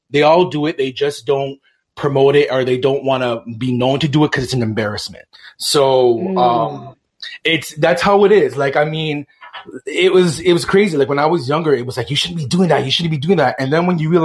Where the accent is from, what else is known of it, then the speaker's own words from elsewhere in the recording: Toronto, Ontario, Canada; I'm from Toronto, Canadian born, but definitely Jamaican background